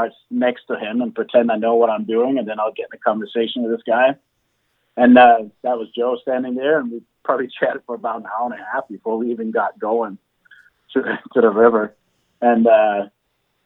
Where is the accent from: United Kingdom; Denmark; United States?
Denmark; just outside Copenhagen, Capital Region of Denmark; moved away; I grew up in just outside Copenhagen, Denmark, so over in Europe